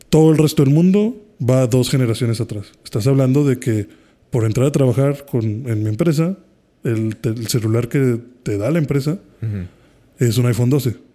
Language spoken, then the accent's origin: Spanish; Haiti; yo que soy de Haití, sí me he llegado a discutir con usuarios